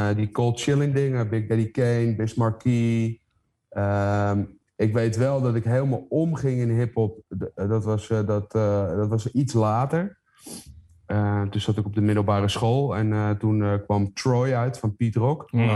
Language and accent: Dutch; Heemskerk, North Holland, Netherlands; het dorp waar ik vandaan kom, Heemskerk